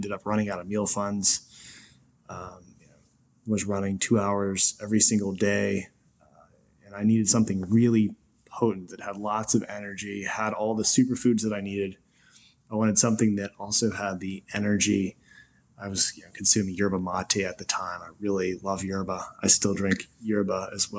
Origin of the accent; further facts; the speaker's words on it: Maine, United States; moved away as an adult; also born or lived in New York; I'm from Maine, small town in Maine where there are more waterfowl than there are people